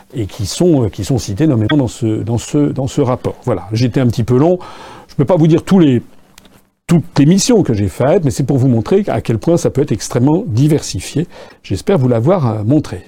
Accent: France; also born or lived in Japan; quand j'étais jeune, il n'y avait pas des uniformes euh, euh, en France

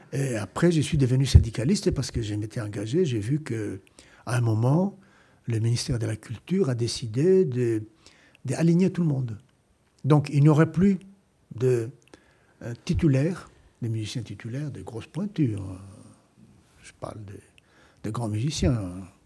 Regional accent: Cairo, Cairo Governorate, Egypt; moved away as an adult; now in France; je suis né au Caire

